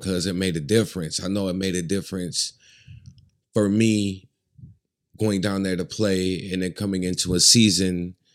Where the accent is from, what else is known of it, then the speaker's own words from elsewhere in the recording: Alpena, Michigan, United States; I'm from Alpena